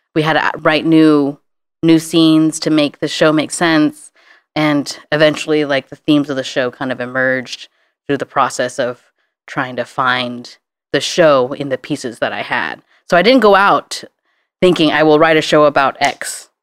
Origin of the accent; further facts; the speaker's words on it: Santa Ana, California, United States; now in San Francisco, United States; I grew up in Santa Ana, which is the most liberal, uh, city within Orange County